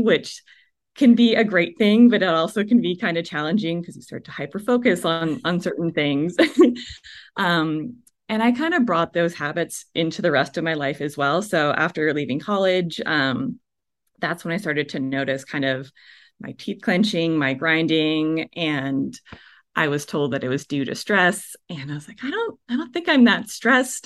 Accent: Canada; moved away; also born or lived in Vancouver, BC; I'm from Canada originally

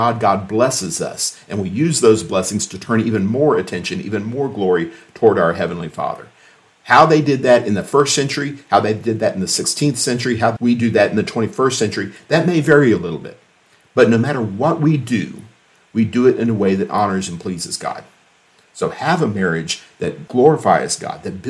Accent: United States; We live with Christ as Americans

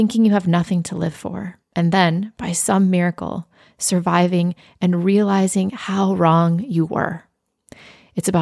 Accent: South Dakota, United States; moved away; the town that I grew up in South Dakota, which is 900 people

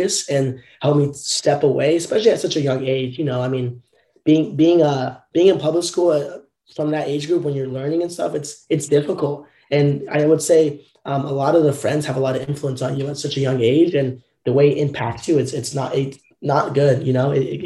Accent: Southern Orange County, California, United States; growing up in Southern Orange County, California, I was always in the public school system

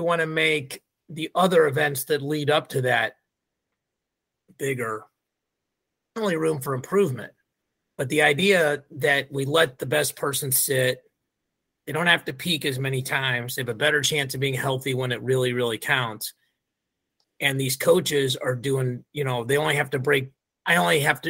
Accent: Midwest, United States; We grew up in the Midwest, but not in the same place

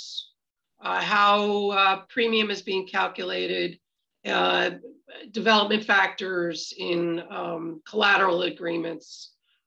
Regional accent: Meadowbrook, Pennsylvania, United States; I'm from Meadowbrook

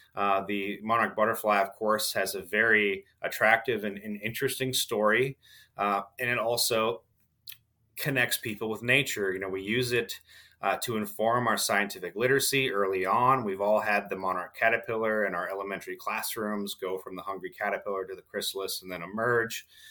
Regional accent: Southwest Michigan, United States; moved away as an adult; also born or lived in Kentucky; as a child, I grew up in Southwest Michigan

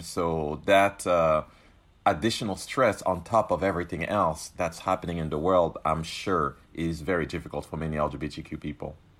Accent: Cameroon; now in Rhode Island, United States; I was born in Cameroon, a country that still to this day criminalizes L G B T Q people

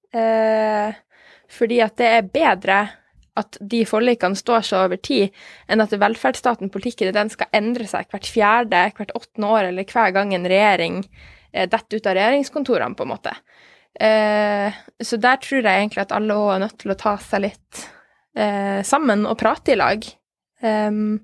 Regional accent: Norway; vi som nordmenn

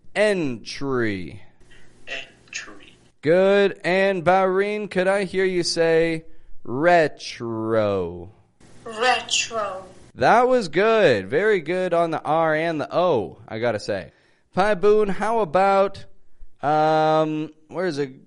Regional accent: Toronto, Ontario, Canada; I'm from Toronto

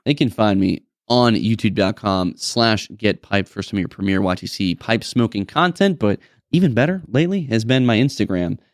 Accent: New England, United States; I'm, we're from New England, I'm a Patriots fan

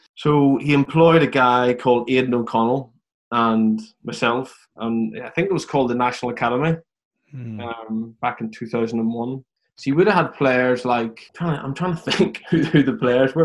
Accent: Belfast, Northern Ireland, United Kingdom; moved away as an adult; also born or lived in London; now in England; typical bunch of teenagers at that point in belfast where i live

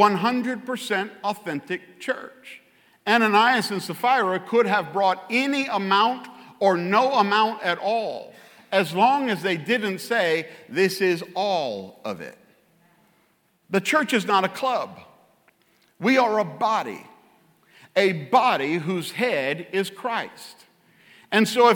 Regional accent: Louisiana, United States; I'm from Louisiana

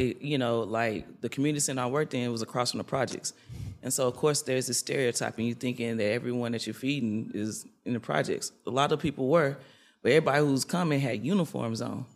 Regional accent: Nashville, Tennessee, United States; I'm from Nashville, Tennessee

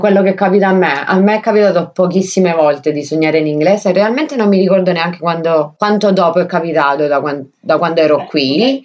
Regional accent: Sicily, Italy; now in Australia; Da siciliana

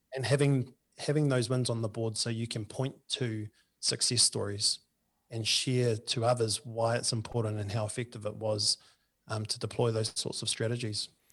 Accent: Lower Hutt, Wellington, New Zealand; my hometown of the Hutt Valley

